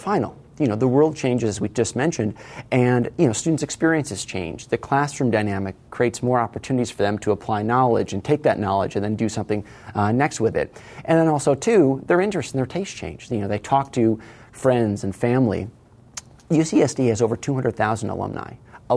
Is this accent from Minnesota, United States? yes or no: no; Connecticut, United States; also born or lived in North Carolina / Washington, D.C.; now in San Diego, United States; I grew up in Connecticut